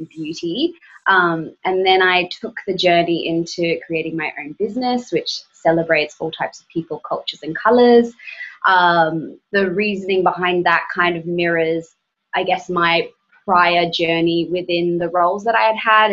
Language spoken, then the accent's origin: English; Brisbane, Queensland, Australia; moved away; also born or lived in Melbourne, Australia; growing up in Brisbane, Australia, and then moving to Melbourne, Australia